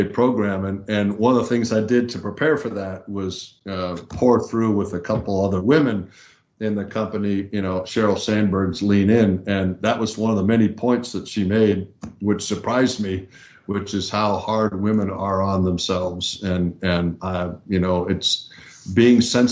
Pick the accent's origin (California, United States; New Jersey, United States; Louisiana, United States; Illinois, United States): California, United States; Southern; I grew up in Southern California